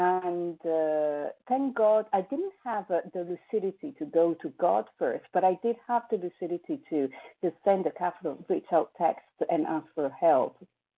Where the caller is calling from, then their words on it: Paris, Île-de-France, France; I'm calling from Paris